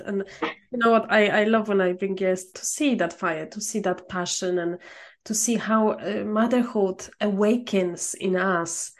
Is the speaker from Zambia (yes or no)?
no; Poland; I'm from Poland.